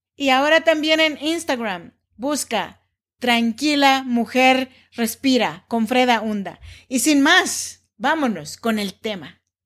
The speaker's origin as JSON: {"language": "Spanish", "region": "Oaxaca", "country": "Mexico", "tie": "born or raised there", "moved": "yes", "lives_now": "Sacramento, United States", "said": "Yo soy nacida en Oaxaca, México, en donde se habla el dialecto chinanteco."}